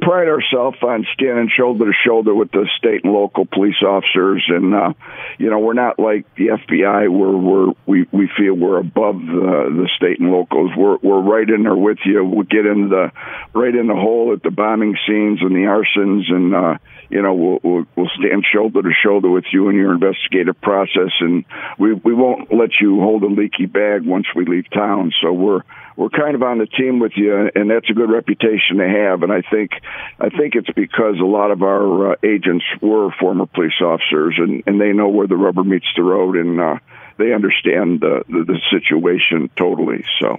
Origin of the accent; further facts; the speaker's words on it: Chicago, Illinois, United States; moved away as an adult; also born or lived in Las Vegas; I grew up in Chicago on the south side, right near Midway Airport.